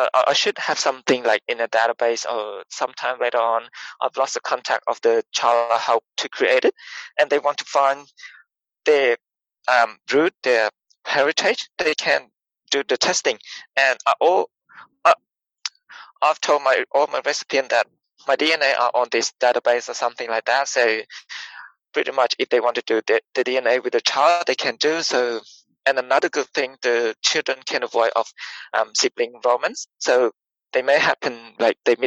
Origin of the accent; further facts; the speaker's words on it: Cambodia; moved away as an adult; now in Australia; I grew up was born and grew up in Cambodia. So I say I'm Cambodian.